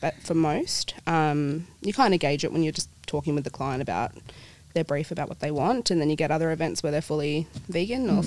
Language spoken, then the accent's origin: English; Perth, Western Australia, Australia; also born or lived in New Zealand / Swan Valley; My whole family and I, we moved over here to Perth when I was about four. Dad's in the mining industry, so we've lived in a few states, but always end up coming back to Perth